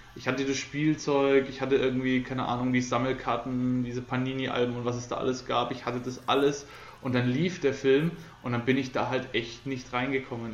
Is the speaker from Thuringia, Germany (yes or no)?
no; Coburg, Bavaria, Germany; bei uns in Coburg